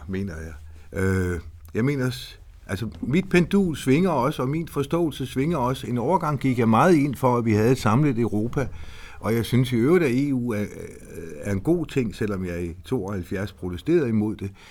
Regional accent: Horsens, Central Denmark Region, Denmark; Jeg er født i Horsens. Jeg er østjyde.

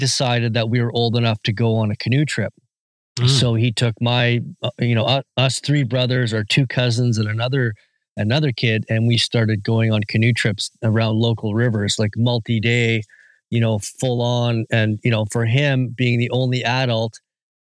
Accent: Whistler, British Columbia, Canada; I am from Whistler, British Columbia, and I am a magazine publisher and a first-time author

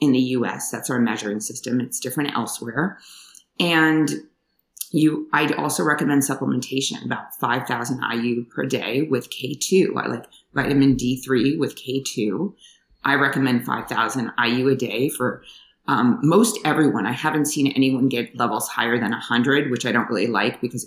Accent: New York, United States; moved away as an adult; also born or lived in Washington, D.C. / Hawaii / California / Thailand; I grew up in New York, trained in upstate New York

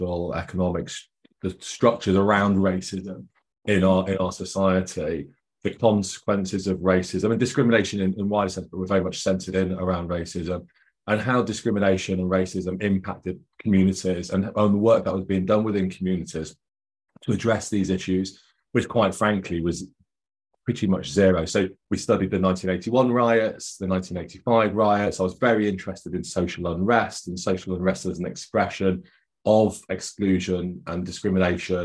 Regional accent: Nottingham, East Midlands, United Kingdom; I grew up in Nottingham in the East Midlands here in the UK.

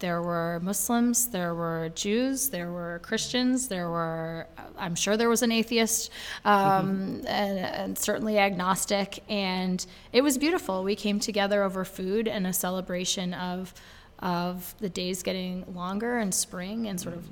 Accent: Brattleboro, Vermont, United States; I'm from Brattleboro, Vermont

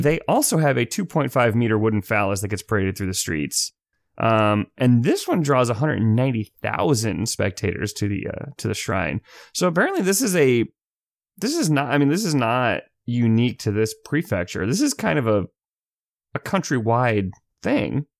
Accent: United States; I'm from America

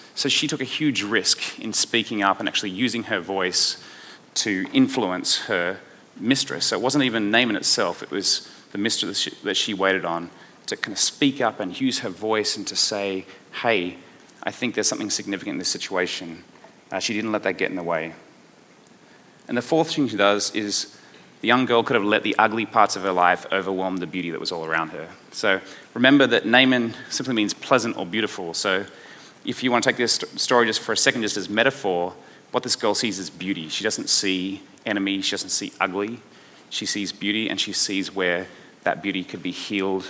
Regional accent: Australia; accent: Aussie; my Aussie accent

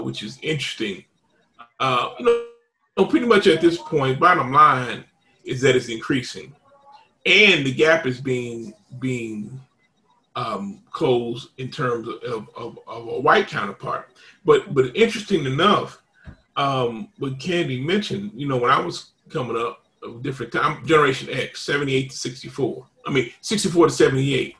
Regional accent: Indianapolis, Indiana, United States; moved away; I'm originally from Indianapolis

